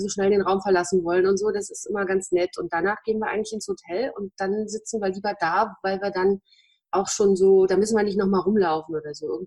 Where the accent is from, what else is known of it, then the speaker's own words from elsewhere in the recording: Berlin, Germany; Wir kommen ja alle aus Friedrichshagen, also ein Ortsteil von Berlin.